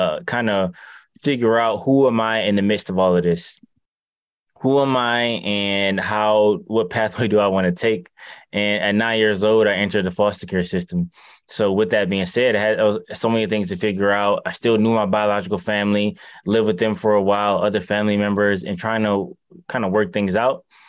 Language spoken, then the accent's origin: English; Detroit, Michigan, United States; I'm from Detroit